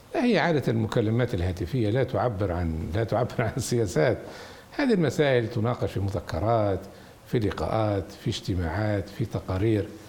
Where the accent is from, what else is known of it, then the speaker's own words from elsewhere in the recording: Libya; احنا ليبيين